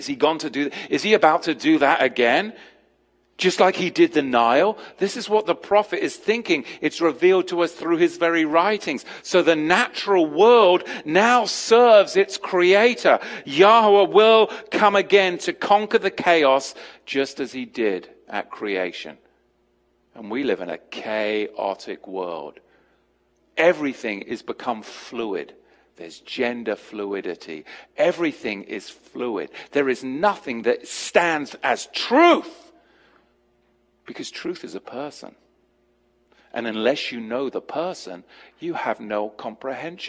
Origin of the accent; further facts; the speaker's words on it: United States; I'm an English American